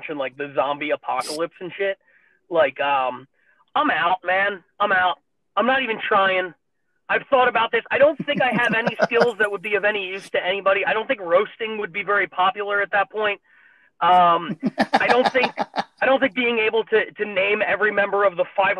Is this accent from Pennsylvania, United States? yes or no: yes; Philadelphia, Pennsylvania, United States; growing up in Philly